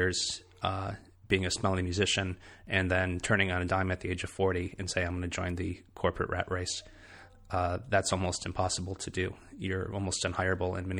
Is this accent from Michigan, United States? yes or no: yes; Michigan, United States; moved away as an adult; also born or lived in Boston; now in South Carolina, United States; my hometown in Michigan